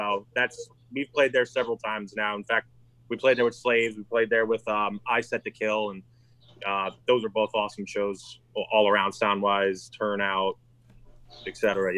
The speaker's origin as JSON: {"language": "English", "region": "New York", "country": "United States", "tie": "born or raised there", "said": "I grew up in New York. We had a place called The Chance. That's in Poughkeepsie, New York."}